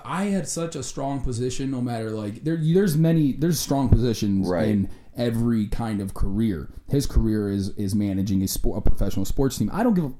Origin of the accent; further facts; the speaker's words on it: Cleveland, Ohio, United States; I'm from Cleveland.